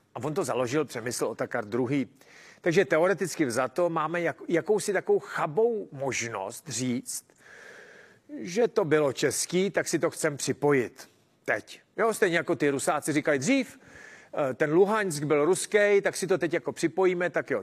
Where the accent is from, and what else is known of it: Czechia